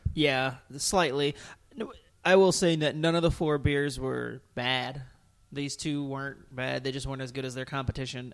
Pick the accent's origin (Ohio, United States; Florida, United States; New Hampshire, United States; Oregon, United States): Ohio, United States; Toledo; my hometown, Toledo Rockets